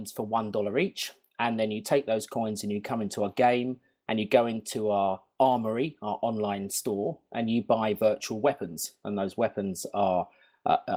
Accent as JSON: {"language": "English", "region": "London", "country": "United Kingdom", "said": "I'm from not very sunny London right now."}